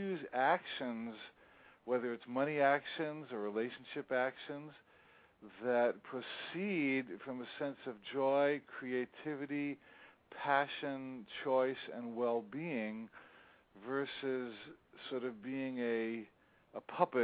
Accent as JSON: {"language": "English", "region": "New Jersey", "country": "United States", "tie": "born or raised there", "also_born_or_lived": "Hawaii", "moved": "yes", "said": "See, I grew up in New Jersey"}